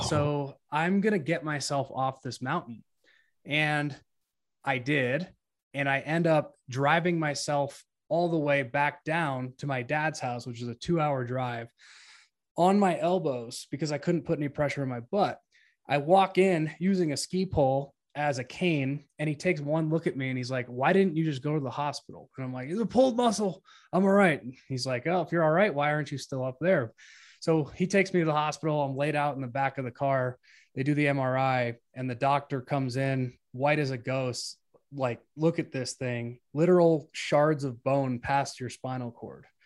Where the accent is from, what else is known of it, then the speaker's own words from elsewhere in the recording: Colorado, United States; I grew up in Colorado